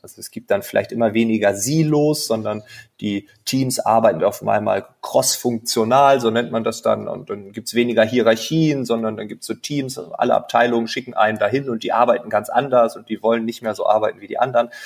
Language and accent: German; East Frisia, Lower Saxony, Germany; now in Berlin, Germany; ich bin gebürtiger Ostfriese